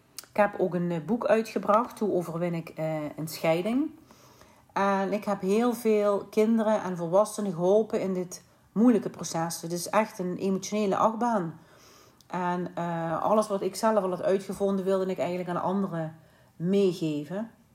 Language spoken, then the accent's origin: Dutch; Limburg, Netherlands; moved away as an adult; also born or lived in Sittard / Eindhoven / Vlaardingen / Hoek van Holland; En ben ik eigenlijk Limburg uitgetrokken en ben ik verhuisd naar Vlaardingen.